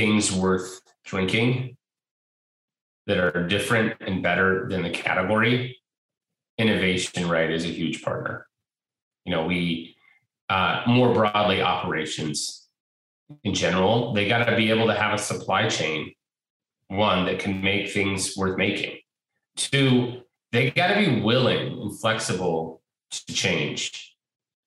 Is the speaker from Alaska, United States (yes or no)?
no; Portland, Oregon, United States; born and raised here in Portland